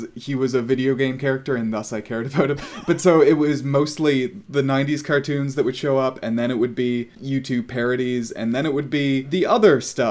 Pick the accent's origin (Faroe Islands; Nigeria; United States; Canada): Canada; I'm a Canadian girl